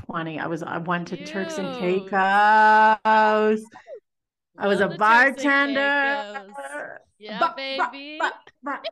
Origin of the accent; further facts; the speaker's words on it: north of Toronto, Ontario, Canada; moved away; So I grew up in Ontario, just in the burbs, north of Toronto.